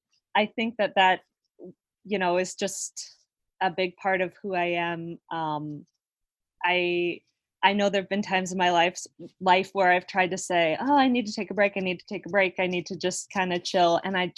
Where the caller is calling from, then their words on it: Las Vegas, Nevada, United States; I'm calling you from Las Vegas. And Las Vegas early morning, which is a very special breed of Las Vegas.